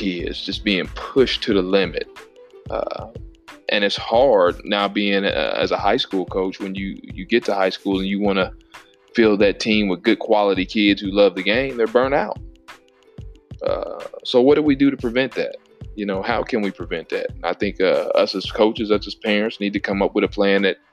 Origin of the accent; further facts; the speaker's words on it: Illinois, United States; growing up in Illinois, as a really good athlete